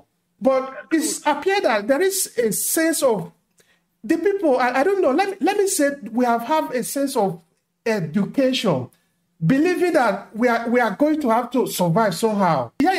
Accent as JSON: {"language": "English", "country": "Nigeria", "said": "I really still am proud of being a Nigerian"}